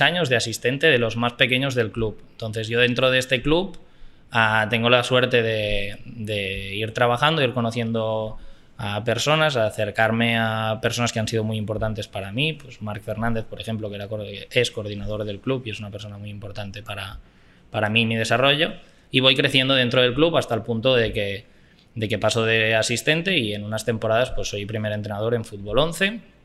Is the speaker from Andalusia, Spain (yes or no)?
no; Barcelona, Catalonia, Spain; moved away as an adult; now in Costa Rica; Yo nací en Barcelona ciudad. Yo nací en Barcelona ciudad y viví, sí, bueno, vivo más o menos por la montaña de Colsalona, un poco más arriba, pero, pero sí, sí, he vivido toda mi vida en Barcelona.